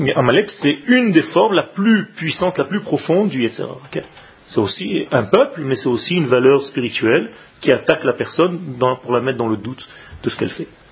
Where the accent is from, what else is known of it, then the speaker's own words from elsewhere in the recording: Israel; moved away; quand j'étais petit en Israël